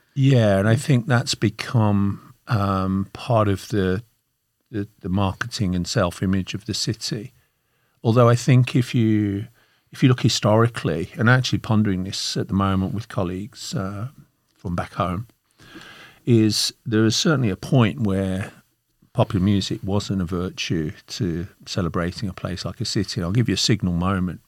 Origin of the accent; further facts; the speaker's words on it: Birmingham, West Midlands, United Kingdom; moved away as an adult; now in Melbourne, Australia; I'm from Birmingham in the Midlands of the United Kingdom.